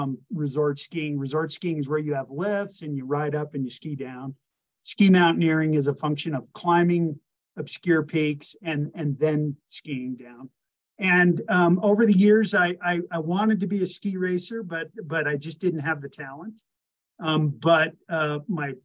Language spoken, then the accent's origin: English; Aspen, Colorado, United States; I grew up in Aspen, and I come from a kind of a ski racing dynasty family.